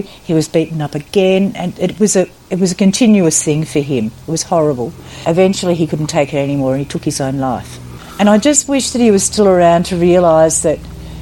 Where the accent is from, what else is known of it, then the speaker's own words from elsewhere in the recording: Goulburn Valley, Victoria, Australia; also born or lived in Mildura, Victoria / Melbourne; I've lived the majority of my life in the Goulburn Valley. I was born in Mildura, so moved down here eventually when I was a little girl